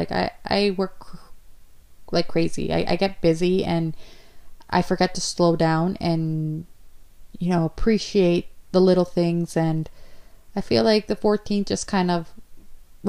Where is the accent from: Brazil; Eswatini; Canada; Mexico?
Canada; Ontario; I'm from Canada, Province, Ontario